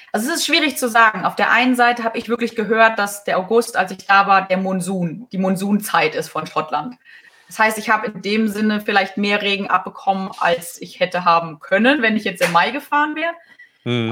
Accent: Germany; als Deutscher

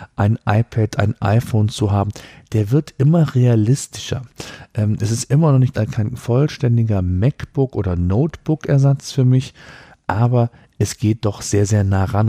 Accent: Germany; hier bei uns in Deutschland

